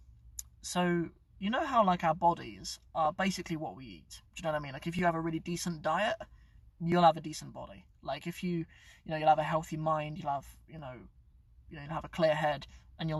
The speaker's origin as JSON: {"language": "English", "area": "Cornwall", "region": "South West England", "country": "United Kingdom", "tie": "born or raised there", "also_born_or_lived": "Northampton", "moved": "yes", "said": "I'm actually from Cornwall. I grew up in Cornwall. I was born here in Northampton. I grew up in Cornwall."}